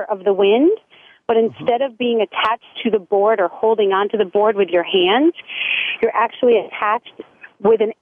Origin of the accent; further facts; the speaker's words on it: New England, United States; moved away as an adult; also born or lived in Maine / Arizona / California; I grew up very close with my family. We're from New England